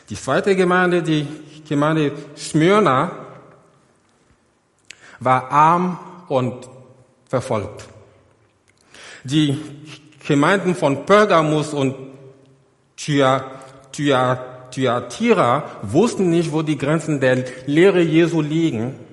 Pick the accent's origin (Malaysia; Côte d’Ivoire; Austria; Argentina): Côte d’Ivoire; Google Earth in die Elfenbeinküste. Seht ihr dieses Gebäude da, ganz in der Mitte? Das ist meine, meine Heimatgemeinde. Dort bin ich groß geworden.